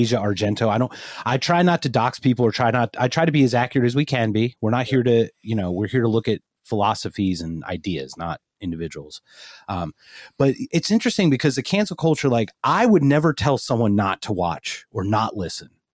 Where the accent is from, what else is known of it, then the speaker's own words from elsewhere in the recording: Philadelphia, Pennsylvania, United States; I'm from Philadelphia